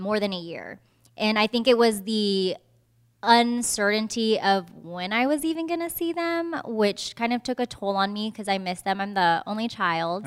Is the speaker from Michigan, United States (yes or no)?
no; Fremont, California, United States; moved away as an adult; also born or lived in Washington, D.C.; now in Southeast Georgia, United States; I'm from the Bay Area, Fremont, California